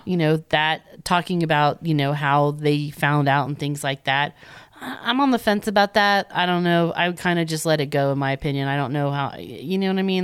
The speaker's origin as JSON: {"language": "English", "town": "Winter Haven", "region": "Florida", "country": "United States", "tie": "born or raised there", "said": "Winter Haven, Florida, my hometown"}